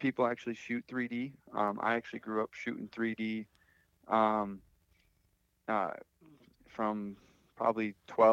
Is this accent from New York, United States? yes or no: yes; Phelps, New York, United States; Right in my hometown. So I've grown up here